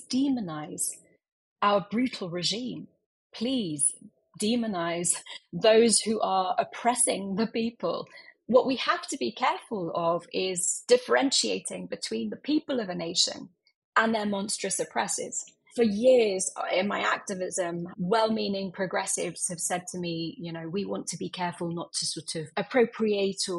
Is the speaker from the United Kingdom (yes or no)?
yes; London, United Kingdom; also born or lived in Iran; they basically found a way to escape to London when I was 20 days old. And yeah, I grew up in London